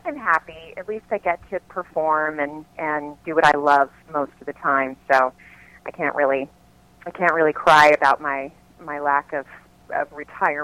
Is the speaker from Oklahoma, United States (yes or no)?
no; Lakeland, Florida, United States; moved away as an adult; also born or lived in New York; now in Los Angeles, United States; I started doing local dinner theater in my hometown of Lakeland, Florida when I was 6